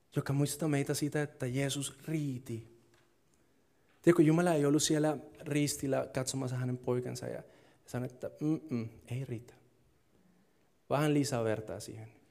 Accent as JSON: {"language": "Finnish", "country": "Colombia", "second_language": "Finnish", "moved": "yes", "lives_now": "Finland", "said": "Kolumbiassa, mistä mä oon kotoisin"}